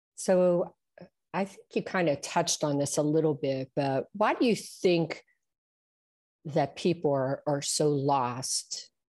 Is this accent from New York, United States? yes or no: no; Trafford, Pennsylvania, United States; I am from Trafford, which is near Monroeville